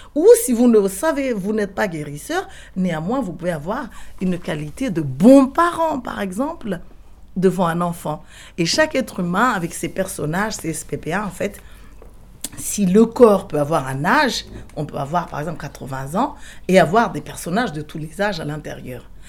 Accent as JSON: {"language": "French", "country": "Madagascar", "said": "en tant que malgache"}